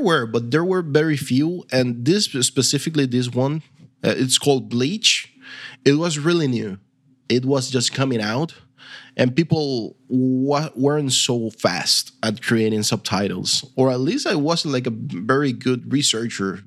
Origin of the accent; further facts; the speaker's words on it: Venezuela; English is a second language; now in Argentina; I'm from Venezuela. Originally, I live now in, in Argentina, where we speak Spanish as well